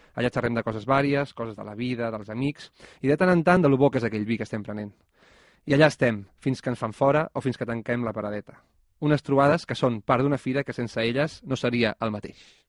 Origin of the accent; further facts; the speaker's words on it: Molins de Rei, Catalonia, Spain; Els que som de Molins de sempre